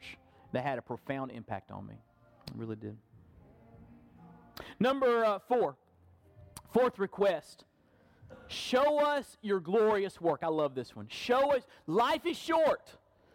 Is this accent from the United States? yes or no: yes; Perry, Florida, United States; growing up in Burton Baptist Church in Perry, Florida.